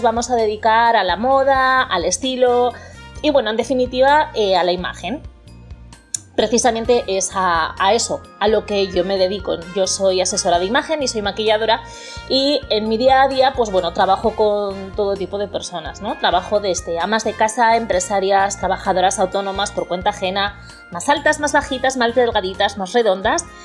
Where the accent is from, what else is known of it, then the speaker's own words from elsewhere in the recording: Bilbao, Basque Country, Spain; moved away as an adult; also born or lived in Florida, United States; now in Port Charlotte, United States; aunque soy de Bilbao, pues bueno, llevo viviendo en Estados Unidos, eh, concretamente en Florida, desde hace casi un año.